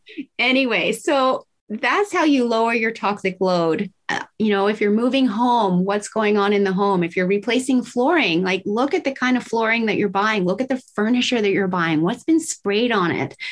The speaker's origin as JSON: {"language": "English", "region": "Tokyo", "country": "Japan", "tie": "born or raised there", "said": "I was raised in Tokyo, Japan in the 70s"}